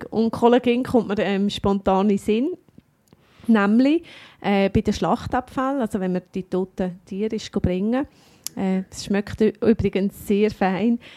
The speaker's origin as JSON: {"language": "German", "region": "Bern", "country": "Switzerland", "said": "also ich kenne mich als Berner"}